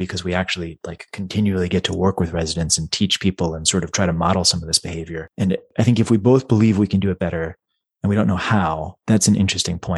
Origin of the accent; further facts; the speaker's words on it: Dallas, Texas, United States; I grew up in Dallas